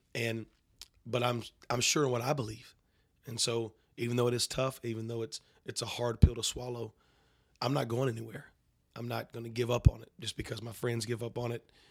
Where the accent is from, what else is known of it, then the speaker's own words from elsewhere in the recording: North Carolina, United States; I grew up in North Carolina